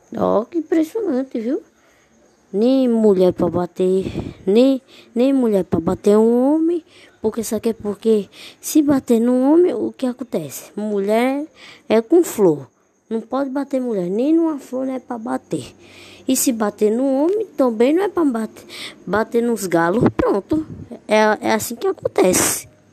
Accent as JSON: {"language": "Portuguese", "region": "Northeast Brazil", "country": "Brazil", "said": "Só nordestino sou. Só nordestino de Porto Iguaçu."}